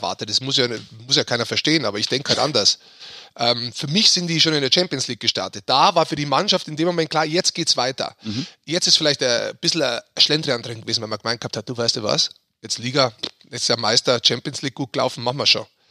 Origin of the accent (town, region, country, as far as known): Munich, Bavaria, Germany